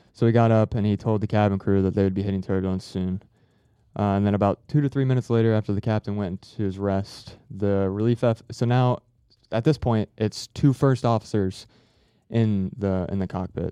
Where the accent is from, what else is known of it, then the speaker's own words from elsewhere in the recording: Harrison, Ohio, United States; I came from Ohio. I was yeah. born like uh, south of Cincinnati, mm-hmm. place called Harrison